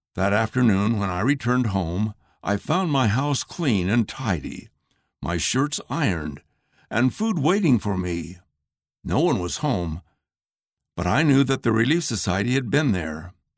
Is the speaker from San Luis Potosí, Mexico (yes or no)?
no; Sonora, Mexico; Where I grew up in Sonora, Mexico, there are large trees called Indian laurel